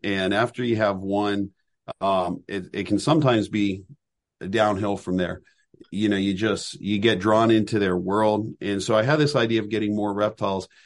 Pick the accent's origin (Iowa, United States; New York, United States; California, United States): California, United States; Southern; now in Lancaster County, Pennsylvania, United States; where I grew up in Southern California